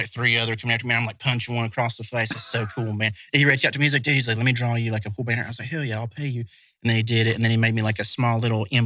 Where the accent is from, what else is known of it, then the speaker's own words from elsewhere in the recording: West Virginia, United States; I'm from West Virginia